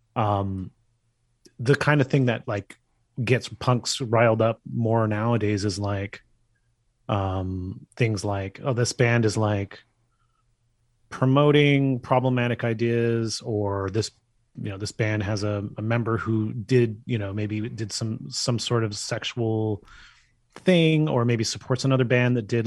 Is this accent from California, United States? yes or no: yes; Bay Area, California, United States; I'm from the Bay Area